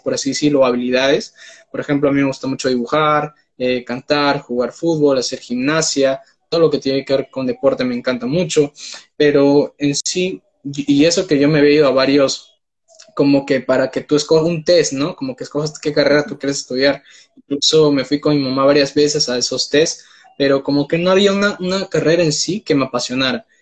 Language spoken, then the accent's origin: Spanish; Peru; tengo 19 años, soy de Perú